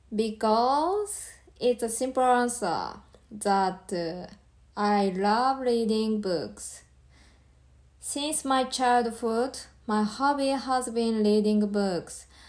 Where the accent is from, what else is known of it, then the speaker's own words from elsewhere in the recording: Japan; English is a second language; from Japan and living in Tokyo.